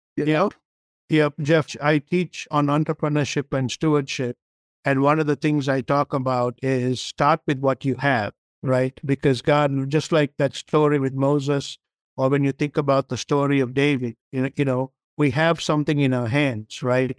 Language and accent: English; Sri Lanka; English is a second language; moved away as an adult; now in United States; I grew up in Sri Lanka. I came to this country when I was 22 years old to go to university